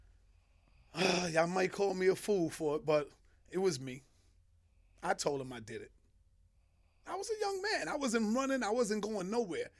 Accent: New York City, New York, United States; born and raised in Harlem, uptown

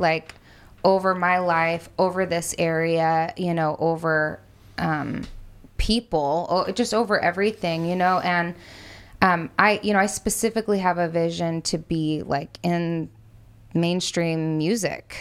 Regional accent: United States; I'm white and I'm American

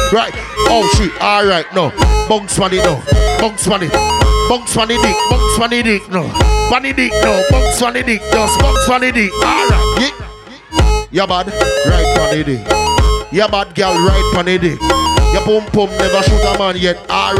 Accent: Florida, United States; But let me tell you where I'm from. I'm from Florida.

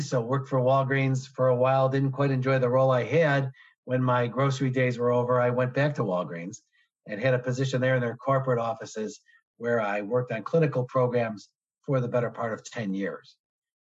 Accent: Chicago, Illinois, United States; I'm born and raised in Chicago, never left

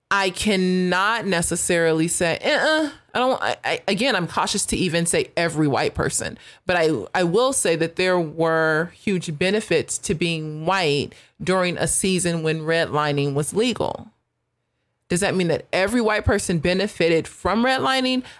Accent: United States; I am proud to be an American. My subculture would be that I am African American, but, like, at the heart of it, I'm American

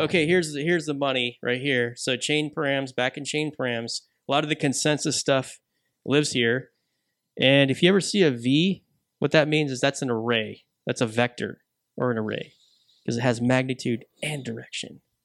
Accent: United Kingdom; I am British

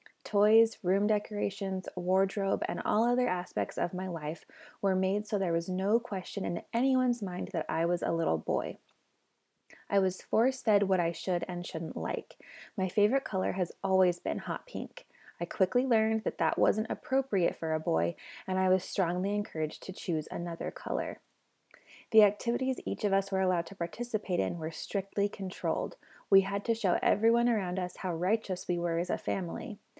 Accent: Spanish Fork, Utah, United States; I was born and raised in the Mormon Church in Spanish Fork, Utah, and was a devout member until I was 29.

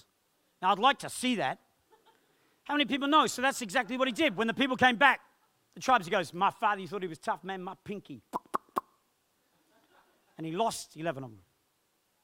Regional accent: England, United Kingdom; born or raised there; moved away

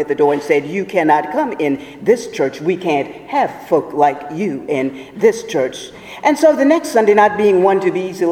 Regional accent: Portsmouth, Virginia, United States; my hometown of Portsmouth, Virginia

